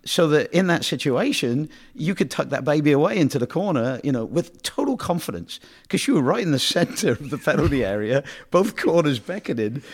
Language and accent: English; United Kingdom; now in United States; I'm from Britain